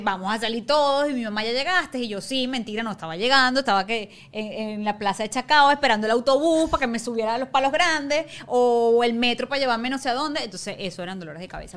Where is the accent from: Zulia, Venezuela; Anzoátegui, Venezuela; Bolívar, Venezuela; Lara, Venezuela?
Bolívar, Venezuela; Ciudad Guayana; moved away as an adult; also born or lived in Caracas; vivía en Guayana